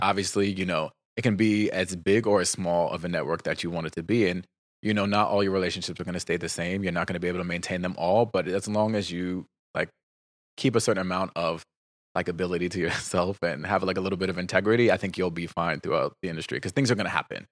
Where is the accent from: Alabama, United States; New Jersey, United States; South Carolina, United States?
New Jersey, United States; I'm from New Jersey